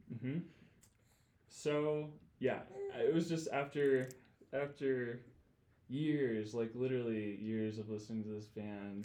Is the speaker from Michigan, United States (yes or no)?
yes; Grand Rapids, Michigan, United States; moved away as an adult; I grew up in Grand Rapids, Michigan